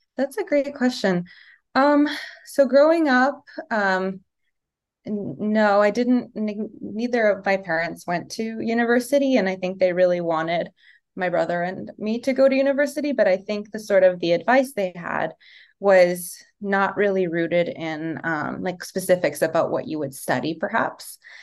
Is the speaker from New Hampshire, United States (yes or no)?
no; Los Angeles, California, United States; also born or lived in Yugoslavia (Serbia); now in New York, United States; I left Yugoslavia during the war and came to Los Angeles, um, when I was a toddler. So I definitely identify with being American, grew up in America